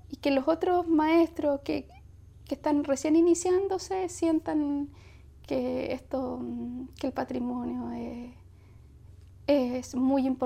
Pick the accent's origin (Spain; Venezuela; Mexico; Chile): Chile; Valparaíso; born there; En Valparaíso.